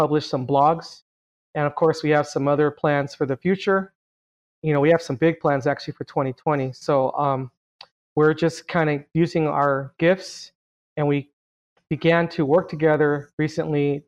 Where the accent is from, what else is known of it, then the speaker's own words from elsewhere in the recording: Carson, California, United States; I was born and raised in Carson, California